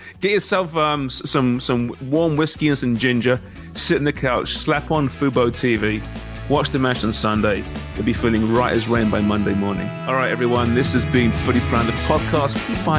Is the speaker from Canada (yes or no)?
yes; Canada; because I'm Canadian